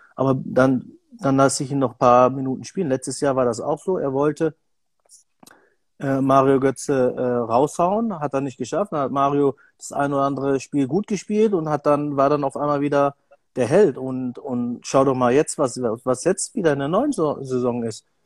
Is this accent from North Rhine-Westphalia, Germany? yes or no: yes; Bielefeld, North Rhine-Westphalia, Germany; ich komme ja aus Bielefeld